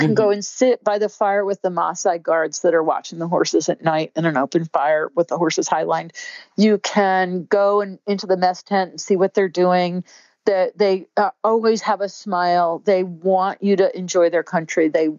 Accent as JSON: {"language": "English", "region": "Scotland", "country": "United Kingdom", "said": "I always wear long sleeves. I'm Scottish, very fair skinned."}